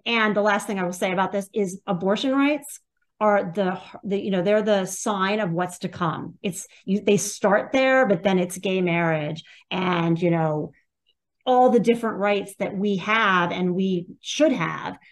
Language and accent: English; Pennsylvania, United States; now in New York, United States; I'm from Pennsylvania. I grew up in Pennsylvania